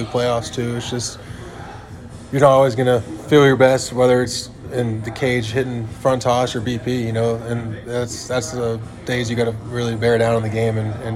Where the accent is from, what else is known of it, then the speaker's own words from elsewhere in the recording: Texas, United States; I'm from Texas